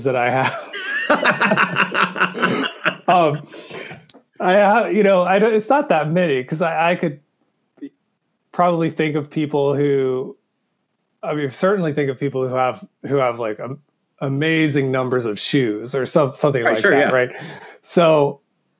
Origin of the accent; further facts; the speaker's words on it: the South, United States; I grew up in the South